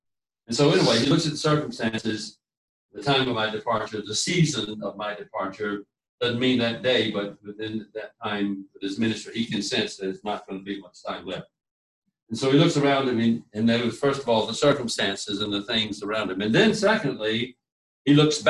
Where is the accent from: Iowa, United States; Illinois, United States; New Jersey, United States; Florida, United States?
Florida, United States; Key West; born there; I'll tell them I was born in a Navy hospital down in Key West.